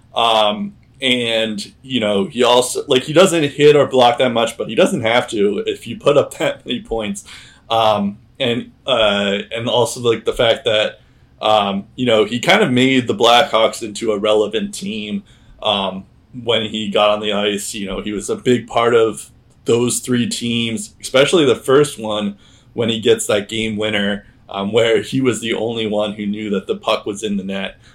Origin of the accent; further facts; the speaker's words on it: United States; being an American Bruins fan